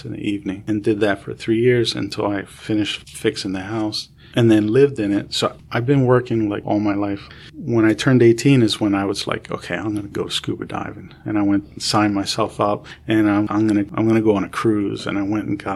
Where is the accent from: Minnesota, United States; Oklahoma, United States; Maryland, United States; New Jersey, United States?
New Jersey, United States; Camden; moved away; also born or lived in New York; I grew up in Camden, and everybody's black or Hispanic